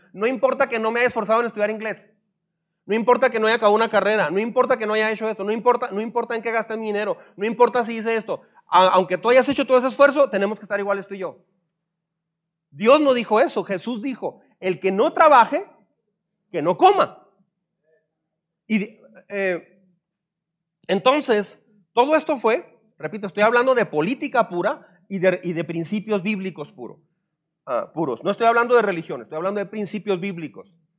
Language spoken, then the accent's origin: Spanish; Mexico; Soy un mexicano desengañado